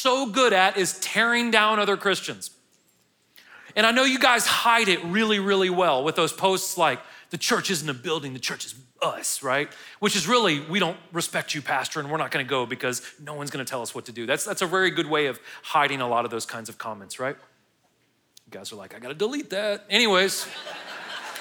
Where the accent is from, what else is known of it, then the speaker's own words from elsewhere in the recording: United States; I'm an American